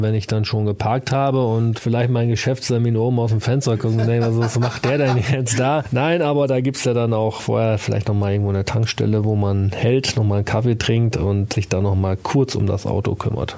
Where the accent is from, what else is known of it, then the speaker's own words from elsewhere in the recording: Osnabrück area, Lower Saxony, Germany; das ist ja mein Gebiet. Ich komme ja auch aus der Ecke